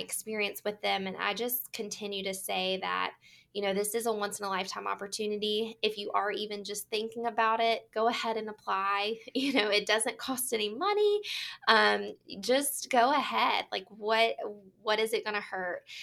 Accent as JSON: {"language": "English", "region": "North Carolina", "country": "United States", "said": "I am from North Carolina"}